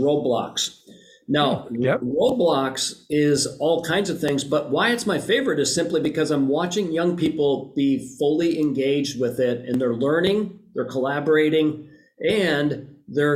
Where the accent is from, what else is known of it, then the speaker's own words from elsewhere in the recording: Green Bay, Wisconsin, United States; moved away; I grew up right outside of Green Bay, graduated high school from there